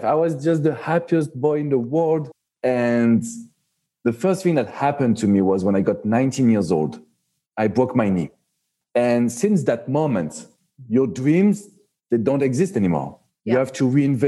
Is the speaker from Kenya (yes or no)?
no; Paris, Île-de-France, France; accent: French; English is a second language; moved away as an adult; now in Miami, United States; I am born and raised in Paris, so you can feel it with my French accent